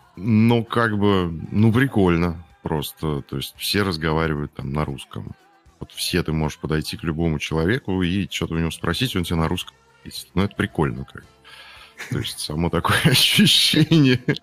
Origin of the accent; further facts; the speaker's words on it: Urals, Russia; я с Урала сам